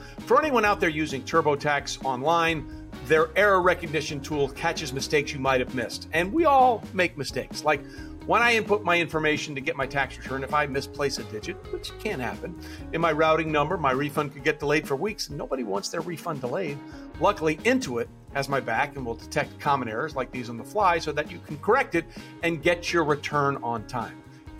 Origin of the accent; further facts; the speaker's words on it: Detroit, Michigan, United States; especially growing up in Detroit, right?